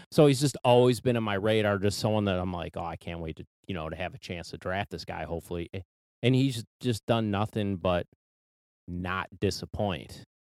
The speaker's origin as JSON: {"language": "English", "town": "Cleveland", "region": "Ohio", "country": "United States", "said": "we're from Cleveland"}